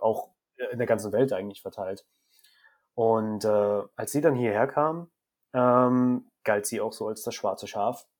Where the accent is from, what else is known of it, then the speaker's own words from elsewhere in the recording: Germany; Ich bin auch hier in dem Krankenhaus geboren. Also technisch gesehen kannst du sagen, ich bin durch und durch deutsch